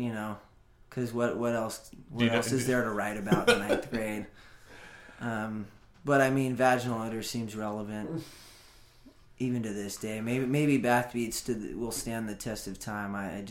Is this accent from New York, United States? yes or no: no; Los Osos, California, United States; I'm from a small town called Los Osos.